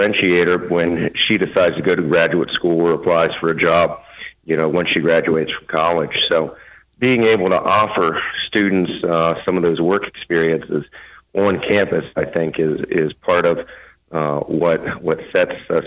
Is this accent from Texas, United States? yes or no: no; Maryland, United States; moved away as an adult; also born or lived in Sewanee, Tennessee / Berea, Kentucky / Georgetown, Kentucky; now in Owensboro, United States; I grew up in Maryland